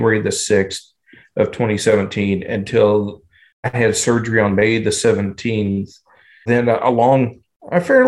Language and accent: English; southwestern Indiana, United States; moved away as an adult; also born or lived in Louisville, Kentucky / Kentucky; I went to southwestern Indiana from the time I was about 7 until the time I was 21